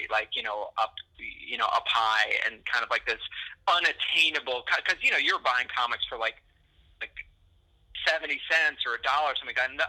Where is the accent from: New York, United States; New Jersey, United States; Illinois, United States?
New York, United States; Buffalo; I grew up in Buffalo